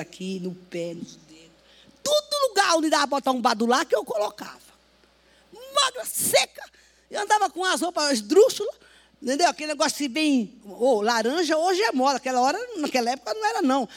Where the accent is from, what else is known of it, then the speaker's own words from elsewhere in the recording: Northeast Region, Brazil; now in São Paulo, Brazil; eu vim do Nordeste